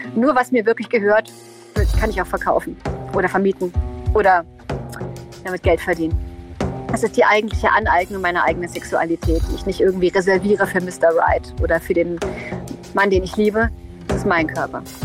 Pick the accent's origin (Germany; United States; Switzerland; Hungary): Germany; East Germany; ich komme aus dem Osten.